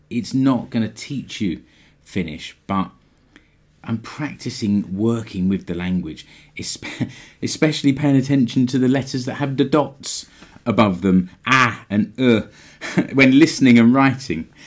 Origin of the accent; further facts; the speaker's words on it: United Kingdom; moved away as an adult; now in Finland; As a Brit, I had the freedom to move to Finland as an E U citizen